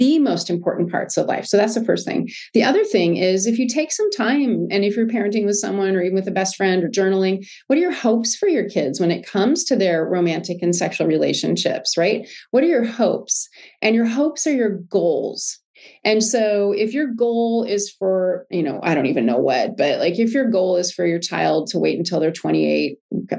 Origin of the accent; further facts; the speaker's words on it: United States; I'm American